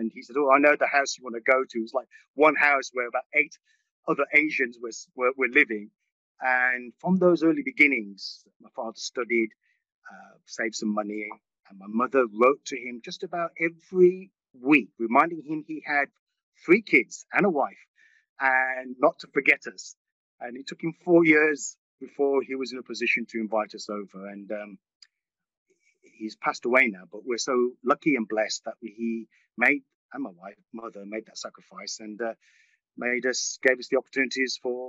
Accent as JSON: {"language": "English", "region": "West Midlands", "country": "United Kingdom", "tie": "born or raised there", "also_born_or_lived": "Mumbai, India", "second_language": "English", "said": "My mother spoke very little English. We spoke no English at all. And we came over in 1961."}